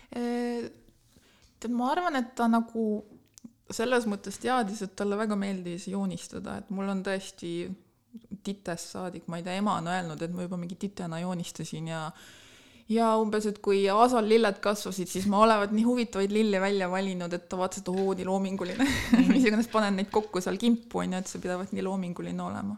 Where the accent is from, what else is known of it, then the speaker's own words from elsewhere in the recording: Tallinn, Harju County, Estonia; moved away as an adult; now in Tartu, Estonia; ma olen tegelikult pärit Tallinnast, ma olen ah. sündinud Tallinnas, käinud koolis Tallinnas